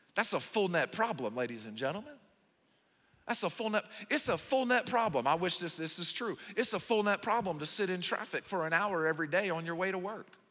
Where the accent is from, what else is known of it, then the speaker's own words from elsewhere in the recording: the South, United States; moved away; I'm from the South